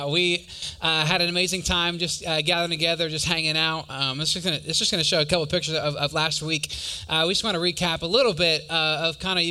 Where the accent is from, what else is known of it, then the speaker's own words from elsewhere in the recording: Wisconsin, United States; I'm from Wisconsin.